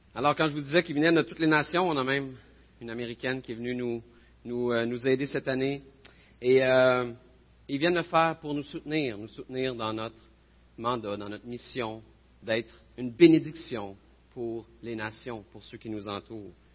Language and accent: French; Bécancour, Quebec, Canada; je viens de Bécancourt